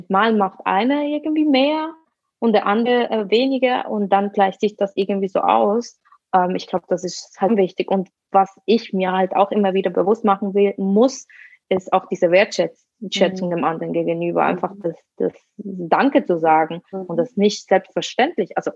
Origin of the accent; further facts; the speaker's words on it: Switzerland; Meine eigene Familie lebt in Basel, ich bin äh, Schweizerin